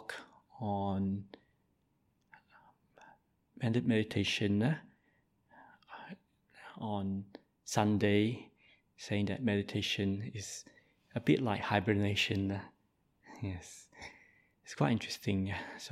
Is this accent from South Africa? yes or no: no; Malaysia; I'm Malaysian by birth